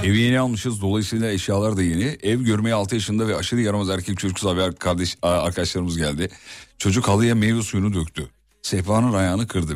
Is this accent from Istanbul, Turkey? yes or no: no; Kocaeli, Turkey; aslen Erzurumluyum ama doğma büyüme Kocaeli.